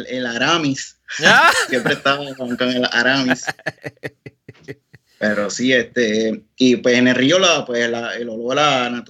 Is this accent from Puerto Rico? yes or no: yes; Peñuelas, Puerto Rico; Eh, yo soy natural de Peñuelas, pero por las cosas de la vida, terminamos acá en Juncos